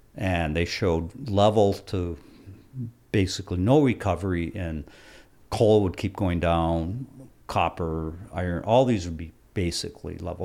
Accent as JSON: {"language": "English", "town": "Hancock", "region": "Michigan", "country": "United States", "tie": "born or raised there", "said": "I was a kid growing up in Quincy Hill"}